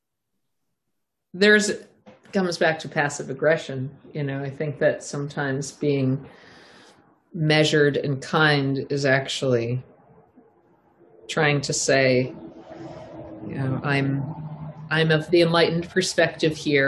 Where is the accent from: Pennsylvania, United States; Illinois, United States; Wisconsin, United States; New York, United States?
New York, United States; Southampton; I grew up from the time I was 13, I grew up in Southampton, Long Island